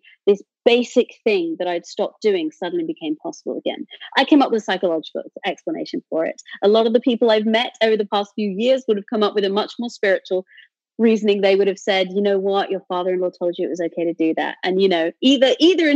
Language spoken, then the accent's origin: English; United Kingdom; I'm a British atheist